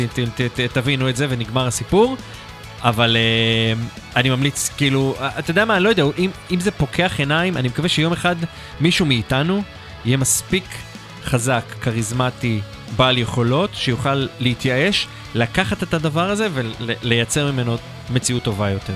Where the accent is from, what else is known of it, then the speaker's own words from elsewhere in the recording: Israel; נולדתי בישראל